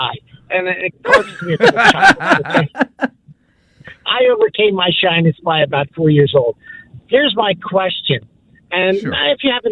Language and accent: English; Hilltown Township, Pennsylvania, United States; moved away as an adult; now in Vineland, United States; We moved from Bucks County, by the way. We grew up near Hilltown Township